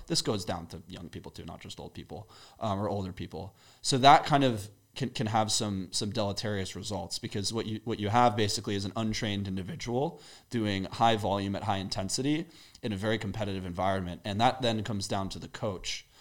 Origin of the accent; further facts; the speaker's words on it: Maryland, United States; moved away as an adult; also born or lived in England; now in Austin, United States; I grew up, uh, in the Maryland area. Before that, I was born in England